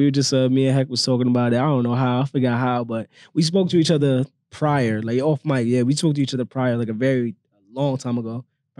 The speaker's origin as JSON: {"language": "English", "town": "New York City", "region": "New York", "country": "United States", "tie": "born or raised there", "said": "Oh, and I'm from the Bronx, by the way."}